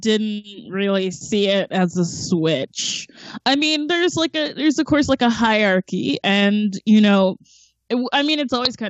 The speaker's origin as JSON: {"language": "English", "region": "Georgia", "country": "United States", "moved": "yes", "said": "I'm also from Georgia, so I had like 20 years of arguing with white people"}